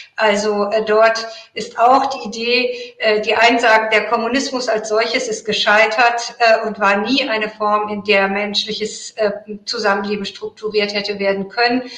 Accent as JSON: {"language": "German", "country": "Iran", "moved": "yes", "said": "ich bin Iranerin"}